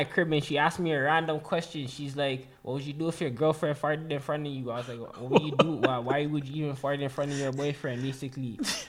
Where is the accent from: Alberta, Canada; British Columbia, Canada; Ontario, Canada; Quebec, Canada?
Ontario, Canada; Toronto; moved away; also born or lived in Durham, Ontario; I was born in Scarborough. I lived in Bay Mills when I was a kid, and then I moved to Malvern, and I was living like off of Wixon in Malvern.